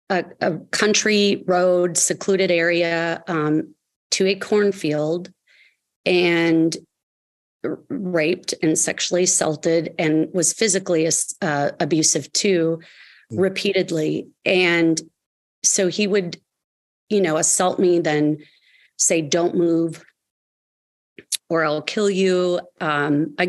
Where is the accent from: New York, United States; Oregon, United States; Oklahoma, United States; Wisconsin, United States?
Wisconsin, United States; Kenosha; I was 8 years old in third grade in my hometown of Kenosha, Wisconsin